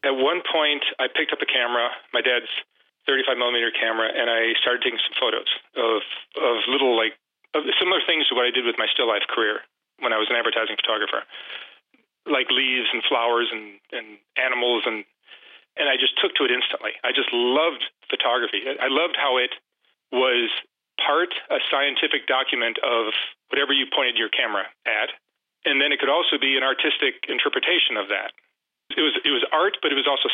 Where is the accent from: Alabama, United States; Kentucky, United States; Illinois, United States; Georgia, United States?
Illinois, United States; Chicago; moved away as an adult; also born or lived in Detroit, Michigan; now in Los Angeles, United States; I was born in Detroit, but then at, I think, 10 years old, moved to Chicago. And I still consider myself a Chicagoan, even though I've been living in L.A. for decades now